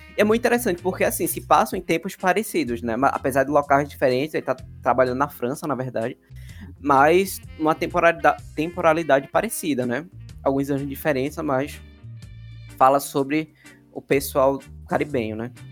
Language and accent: Portuguese; Recife, Pernambuco, Brazil; minha bolha, da Zona Sul de Recife